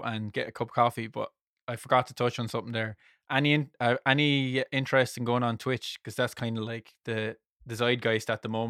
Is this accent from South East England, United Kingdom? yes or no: no; South West England, United Kingdom; Real voice reveal. I'm actually from Somerset.